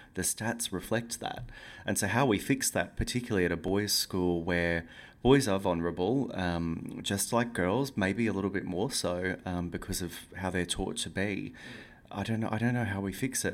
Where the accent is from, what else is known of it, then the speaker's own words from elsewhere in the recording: Yeppoon, Queensland, Australia; moved away; also born or lived in Brisbane; I never go back to Yppoon, which is my hometown where the book is set